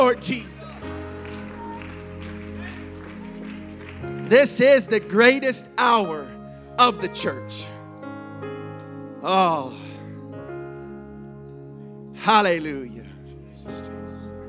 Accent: Ohio, United States; I grew up in Ohio

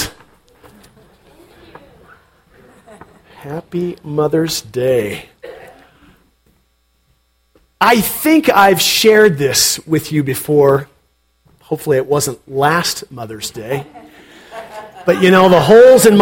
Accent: Portland, Oregon, United States; I grew up in Portland?

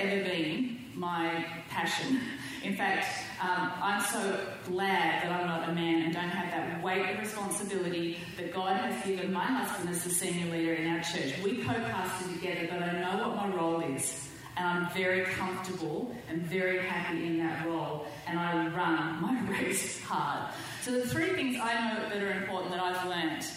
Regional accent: Australia; moved away as an adult; now in Southern California, United States; I'm too Australian

